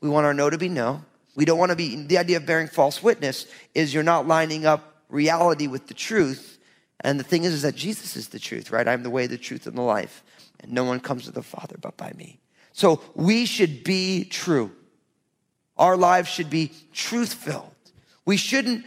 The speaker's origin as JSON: {"language": "English", "region": "New Jersey", "country": "United States", "said": "I'm from Jersey."}